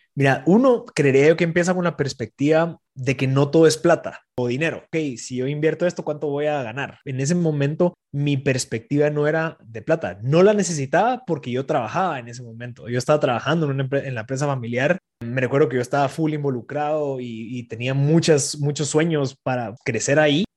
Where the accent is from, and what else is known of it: Guatemala